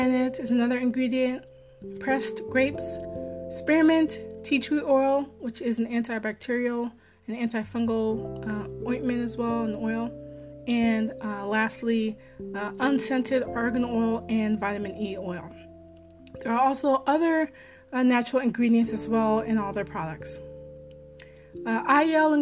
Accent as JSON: {"language": "English", "region": "Maryland", "country": "United States", "said": "I'm a Marylander"}